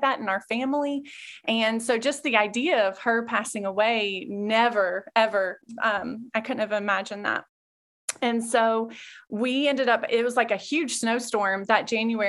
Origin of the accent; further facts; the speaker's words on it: Clarksville, Tennessee, United States; I was born and raised here in Clarksville.